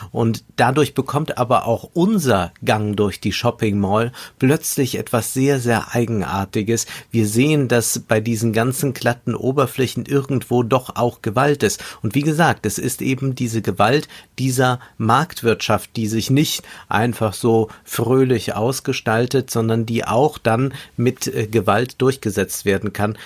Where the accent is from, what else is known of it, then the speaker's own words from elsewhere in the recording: Germany; für uns nochmal äh, als Deutsche